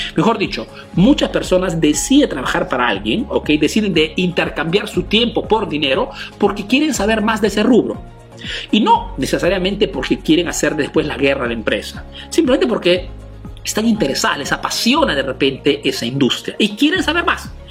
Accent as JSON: {"language": "Spanish", "country": "Peru", "moved": "yes", "lives_now": "Italy"}